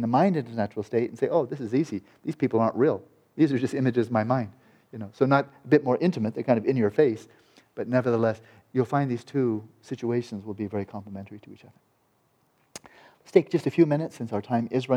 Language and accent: English; United States; an American boy